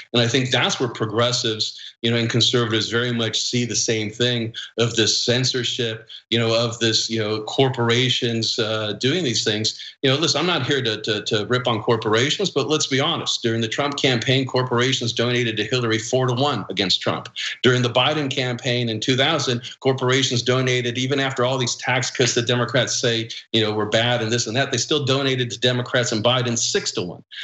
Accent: California, United States; coming from California

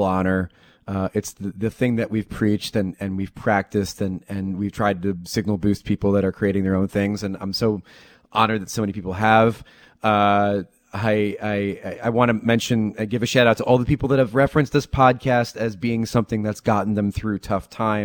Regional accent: New Jersey, United States; I'm from Jersey

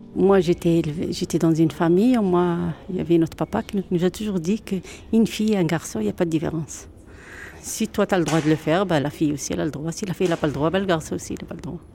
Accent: Oujda, Oriental, Morocco; now in Dunkirk, France; J'ai grandi au Maroc. C'était à Oujda

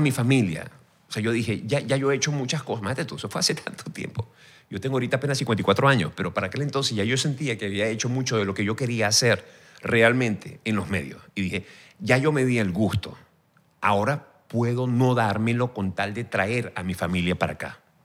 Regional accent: Venezuela; moved away as an adult; mi país.

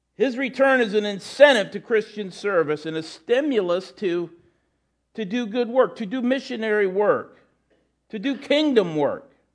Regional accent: United States; As Americans

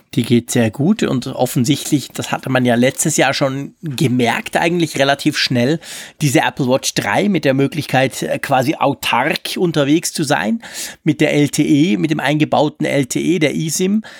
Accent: Switzerland; bei uns in der Schweiz

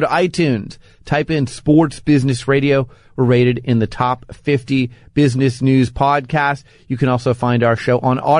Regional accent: Phoenix, Arizona, United States; moved away; Well, I was born and raised in Phoenix

